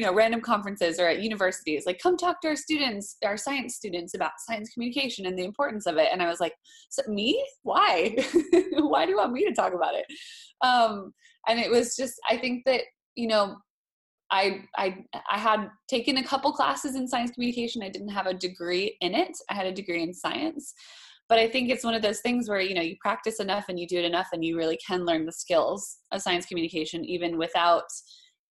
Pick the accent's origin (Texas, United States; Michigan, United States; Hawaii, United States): Hawaii, United States; moved away as an adult; also born or lived in Boston; I grew up in Hawaii